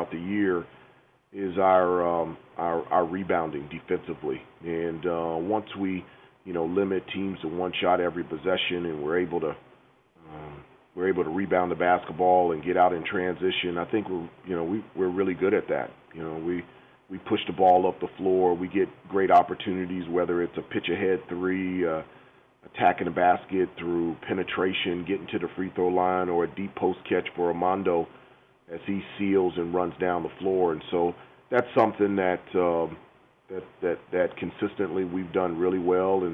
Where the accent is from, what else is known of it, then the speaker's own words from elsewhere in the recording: Washington, District of Columbia, United States; moved away; I grew up in Washington, D.C., right outside of Washington, D.C.